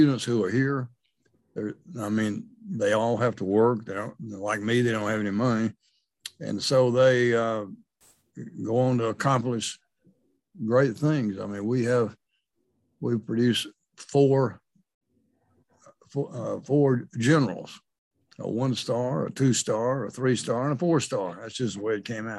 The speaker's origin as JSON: {"language": "English", "region": "Georgia", "country": "United States", "moved": "yes", "lives_now": "Missouri, United States", "said": "I'm from Georgia, from a small town in Georgia"}